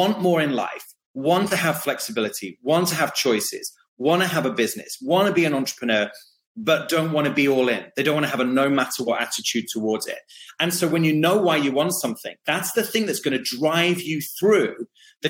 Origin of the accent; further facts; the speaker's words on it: United Kingdom; I have some funny sayings that are very British